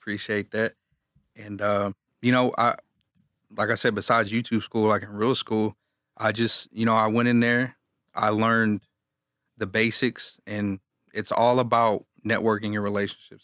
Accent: Galveston, Texas, United States; I'm from Galveston, Texas

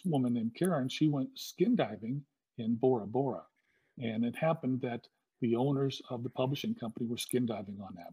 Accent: Southern California, United States; also born or lived in Hawaii; I'm from Southern California

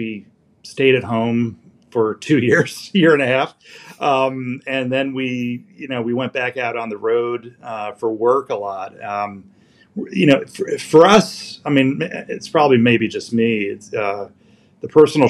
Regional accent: New Jersey, United States; now in Washington, DC, United States; I grew up in New Jersey

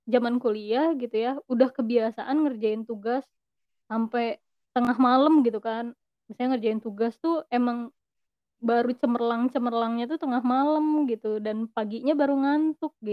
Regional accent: Bandung, West Java, Indonesia; tapi kita orang Bandung gitu? gitu cewek-cewek Bandung kan biasanya males ya Bandung udah nyaman banget ngapain sih harus keluar kota ya nggak ya

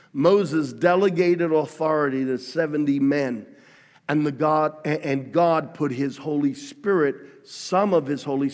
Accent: Australia; now in United States; I grew up among Italians in Australia

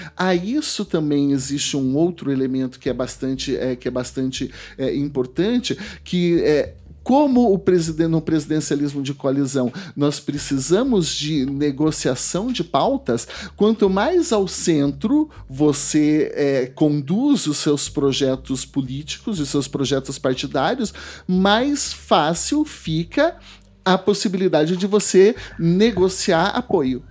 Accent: Porecatu, Paraná, Brazil; pela minha, pela minha região onde eu nasci, Porecatu, norte do estado

